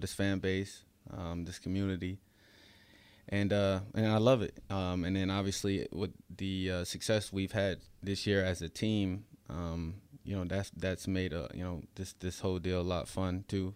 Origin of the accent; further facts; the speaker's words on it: upstate New York, United States; moved away as an adult; also born or lived in Florida; upstate New York is the place that raised